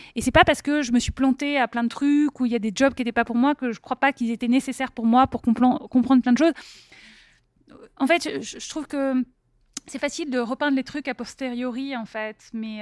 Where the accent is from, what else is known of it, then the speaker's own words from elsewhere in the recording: Paris, Île-de-France, France; moved away as an adult; also born or lived in Silicon Valley; je viens d'Europe, je viens de Paris